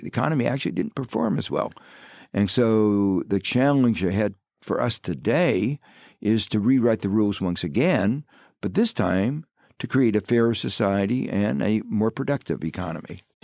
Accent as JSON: {"language": "English", "town": "Gary", "region": "Indiana", "country": "United States", "tie": "born or raised there", "moved": "yes", "said": "I grew up in Gary, Indiana, which is a steel town on the southern shore of Lake Michigan"}